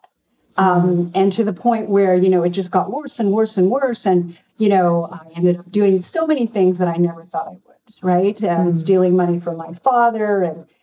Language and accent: English; Canada; I'm from a Korean family. It was very much about becoming a marriageable girl, even though I grew up in Canada